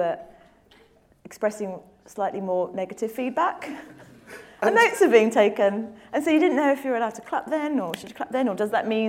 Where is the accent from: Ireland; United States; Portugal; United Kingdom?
United Kingdom; London; I'm a girl from Tooting who was told wouldn't amount to anything because I was poor